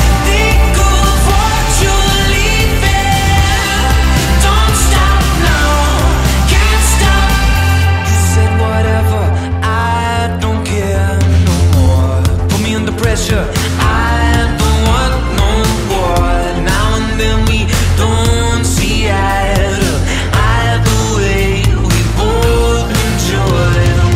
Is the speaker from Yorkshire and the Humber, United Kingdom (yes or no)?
yes; Pontefract, Yorkshire and the Humber, United Kingdom; I'm from Pontefract